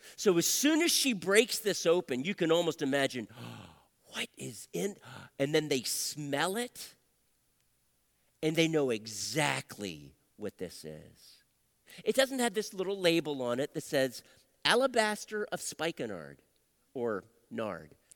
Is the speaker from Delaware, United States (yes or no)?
yes; Wilmington, Delaware, United States; moved away as an adult; also born or lived in Phoenix, Arizona; I was born and raised in Wilmington, Delaware